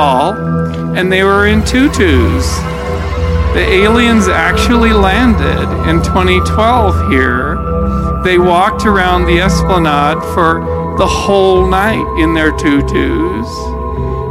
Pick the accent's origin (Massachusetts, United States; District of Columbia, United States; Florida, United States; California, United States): California, United States; Santa Cruz; I'm from Santa Cruz